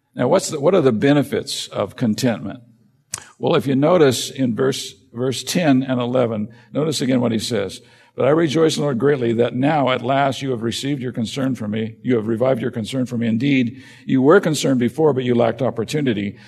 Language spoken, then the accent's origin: English; United States; as an American